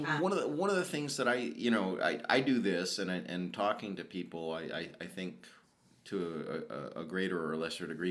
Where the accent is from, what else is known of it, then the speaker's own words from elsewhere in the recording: the South, United States; I grew up in the South